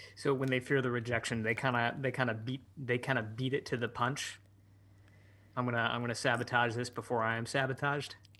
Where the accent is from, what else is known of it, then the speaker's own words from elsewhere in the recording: Michigan, United States; moved away as an adult; also born or lived in San Francisco; I started to spend more time in my hometown in Michigan, where I, where I am now